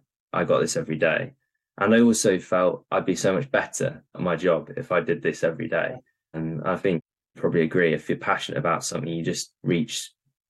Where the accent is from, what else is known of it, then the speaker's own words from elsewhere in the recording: York, Yorkshire and the Humber, United Kingdom; moved away; I'm from York originally